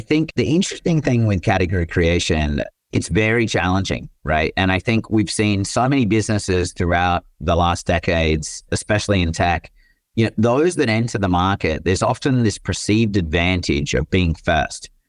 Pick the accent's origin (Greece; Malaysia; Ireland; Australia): Australia; moved away as an adult; also born or lived in Michigan / Netherlands / Germany / Japan; now in San Francisco, United States; I grew up in Australia, as folks will probably figure out throughout the episode, but now reside in San Francisco